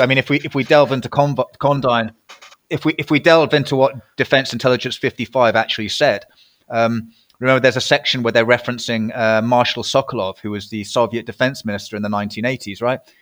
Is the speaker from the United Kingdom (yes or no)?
yes; United Kingdom; I was a Brit